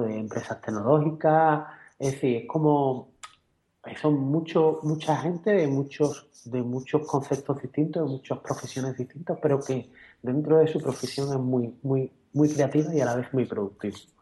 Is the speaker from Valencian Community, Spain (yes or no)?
no; Cádiz, Andalusia, Spain; hemos nacido donde hemos nacido y, y somos españoles, somos de Cádiz